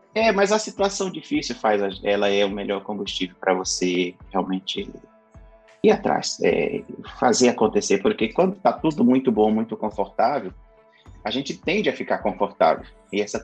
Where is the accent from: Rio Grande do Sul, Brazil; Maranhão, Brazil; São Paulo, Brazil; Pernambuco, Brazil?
Maranhão, Brazil; Carolina; moved away; eu nasci numa cidade que se chama Carolina, fica no sul do estado do Maranhão, em um bairro, no, talvez o mais pobre, talvez não, com certeza o mais pobre bairro dessa cidade. Foi onde eu cresci